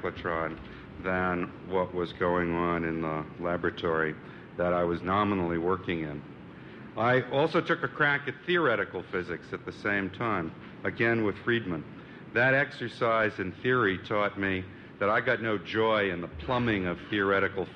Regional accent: New York, United States; I was born in New York. I went through the New York public schools.

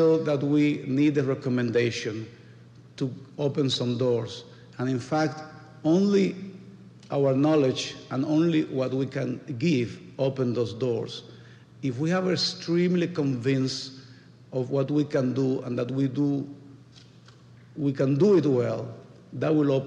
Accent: Dominican Republic; English is a second language; moved away as an adult; also born or lived in Madrid, Spain; now in New York, United States; I come from the Dominican Republic, where I was born

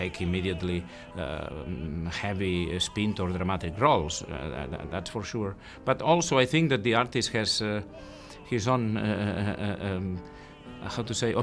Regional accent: Barcelona, Catalonia, Spain; the cinema in Barcelona, my hometown

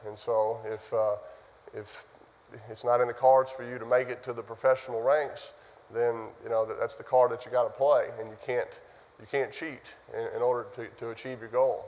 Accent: New Orleans, Louisiana, United States; I'm from New Orleans, Louisiana

